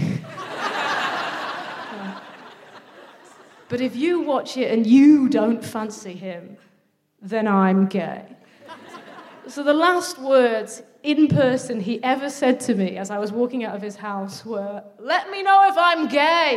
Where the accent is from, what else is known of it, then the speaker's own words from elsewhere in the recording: Midlands, United Kingdom; I'm from the Midlands, and I sort of struggle with the parts of my identity. Sometimes I feel more southern, sometimes I feel more northern, sometimes I just feel very Midlands.